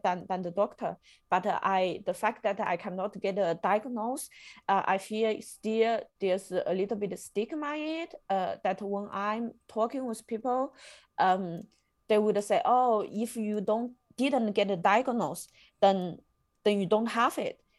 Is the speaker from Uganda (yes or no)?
no; China; moved away as an adult; now in Germany; I come from China